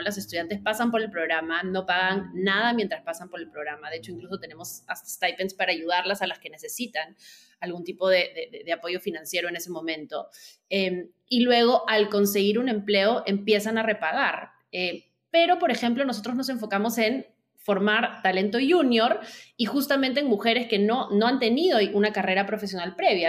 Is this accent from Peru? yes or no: yes; Peru; moved away as an adult; also born or lived in New York; now in Lima, Peru; soy de Perú, pero viví, viví varios años fuera, iba como por mi, noveno año fuera de Perú y quería regresar